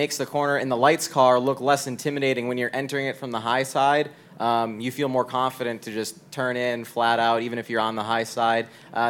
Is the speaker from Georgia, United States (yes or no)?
no; Wisconsin, United States; I'm from Wisconsin